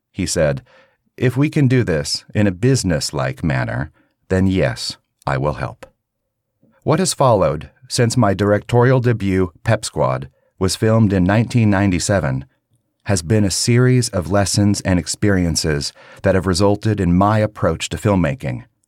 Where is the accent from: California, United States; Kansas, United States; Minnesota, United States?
Kansas, United States; growing up in Kansas, we had a few Christians